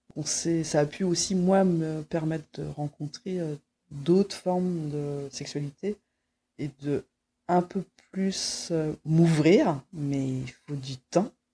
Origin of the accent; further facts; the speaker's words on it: Quimper, Brittany, France; je suis née euh, en Bretagne, euh, voilà, dans, un, dans une ville qui s'appelle Quimper